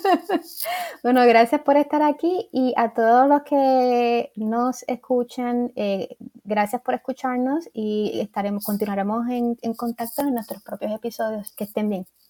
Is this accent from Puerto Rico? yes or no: yes; Puerto Rico; moved away; yo vine de Puerto Rico para acá